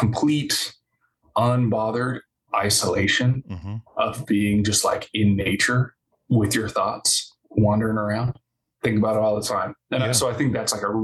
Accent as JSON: {"language": "English", "town": "Rogue River", "region": "Oregon", "country": "United States", "tie": "born or raised there", "lives_now": "Portland, United States", "said": "I grew up in Rogue River, Oregon"}